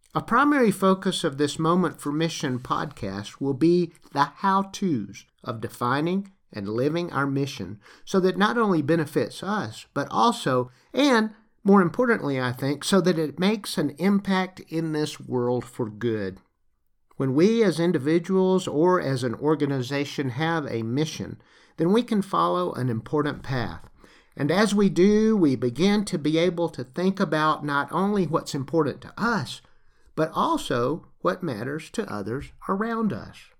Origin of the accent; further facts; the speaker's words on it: Lower Alabama, United States; accent: Southern; moved away; also born or lived in Great Rift Valley, East Africa; I grew up in the United States in L A. Now, y'all, that's Lower Alabama.